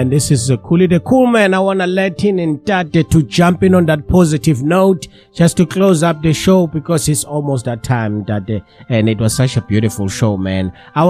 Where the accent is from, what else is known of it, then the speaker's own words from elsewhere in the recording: Zululand, KwaZulu-Natal, South Africa; we're from Zululand